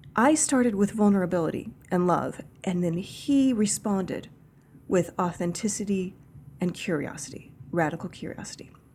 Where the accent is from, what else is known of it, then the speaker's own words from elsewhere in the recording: Kansas, United States; I grew up in Kansas